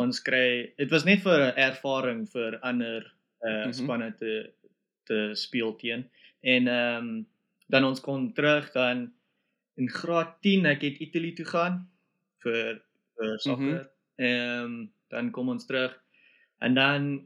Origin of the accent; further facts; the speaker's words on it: Springs, Gauteng, South Africa; now in Scotland, United Kingdom; ek uh, het groot geword in 'n uh, dorp wat hulle noem Springs. So dit is in Johannesburg